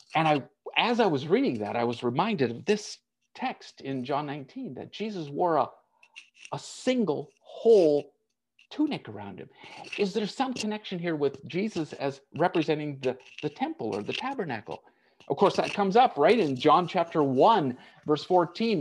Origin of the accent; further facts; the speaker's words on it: United States; moved away as an adult; I was born and raised in the United States. I've lived out of it longer than I ever lived in it